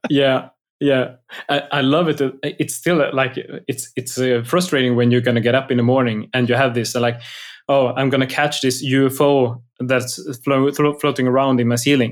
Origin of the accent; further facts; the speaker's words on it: outside of Gothenburg, Västra Götaland, Sweden; I grew up outside of Gothenburg.